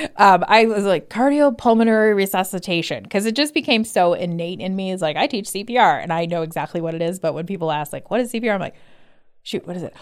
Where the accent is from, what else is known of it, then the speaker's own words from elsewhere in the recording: Evergreen Park, Illinois, United States; moved away as an adult; now in Arizona, United States; I'm actually from Evergreen Park.